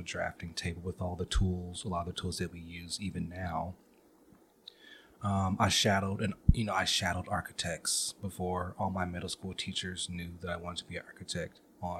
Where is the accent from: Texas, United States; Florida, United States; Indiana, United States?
Indiana, United States; Indianapolis; I'm from Indianapolis, capital city. Or Naptown as well.